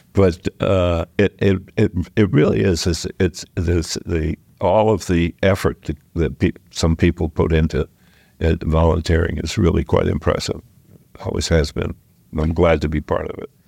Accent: Exeter, New Hampshire, United States; now in Dover, United States; I grew up in Exeter and went to private school

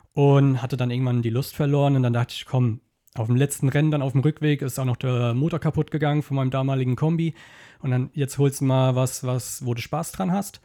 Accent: Kaiserslautern district, Rhineland-Palatinate, Germany; Kreis Kaiserslautern

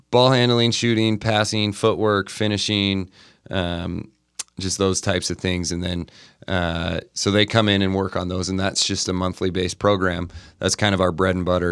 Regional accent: Montana, United States; now in Utah, United States; I grew up in Montana, um, I had older brothers and sisters

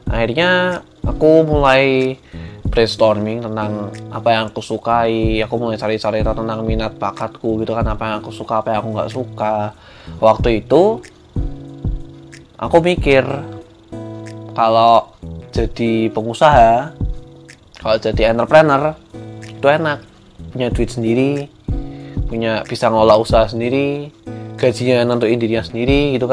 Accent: Yogyakarta, Special Region of Yogyakarta, Indonesia; born there; karena aku juga dulu lahir di Jogja gitu kan terus aku juga udah lumayan akrab sama Jawa Tengah

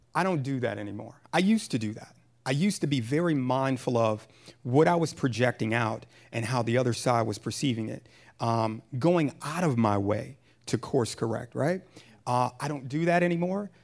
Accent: Pontiac, Michigan, United States; moved away; also born or lived in Jersey City, New Jersey / Massachusetts; I was born and raised in Pontiac, Michigan

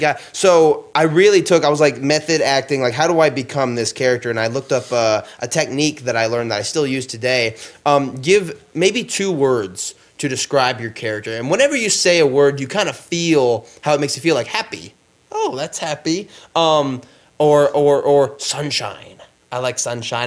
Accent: Gastonia, North Carolina, United States; also born or lived in New York; this was like in my hometown

